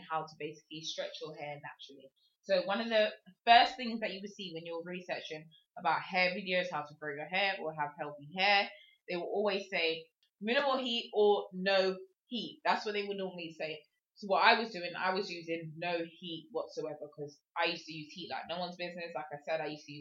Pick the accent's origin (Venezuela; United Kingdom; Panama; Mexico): United Kingdom; England; I am from England, if you cannot tell my accent